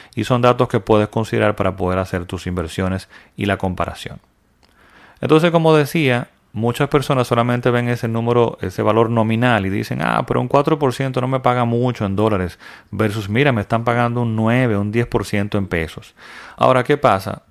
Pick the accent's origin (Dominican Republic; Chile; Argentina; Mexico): Dominican Republic; mi país, República Dominicana